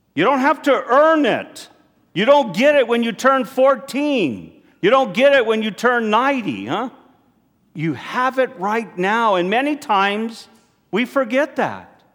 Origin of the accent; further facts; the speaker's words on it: United States; as American Catholics here